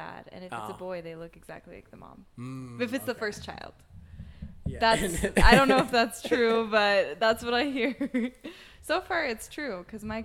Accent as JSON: {"language": "English", "region": "Utah", "country": "United States", "moved": "as an adult", "lives_now": "Dallas, United States", "said": "I'm actually from Utah. I've been in Dallas about a year"}